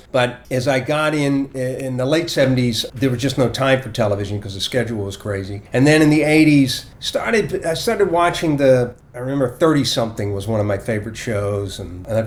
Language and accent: English; Portsmouth, Virginia, United States; moved away; I grew up in Portsmouth, Virginia.